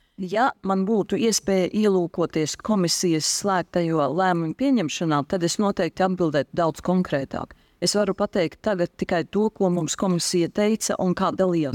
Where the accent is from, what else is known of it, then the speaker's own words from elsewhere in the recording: Daugavpils, Latgale, Latvia; esmu no Daugopils